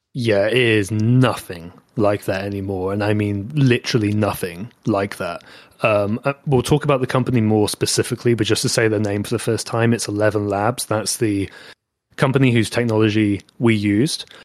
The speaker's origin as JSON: {"language": "English", "country": "United Kingdom", "accent": "British", "said": "my British accent"}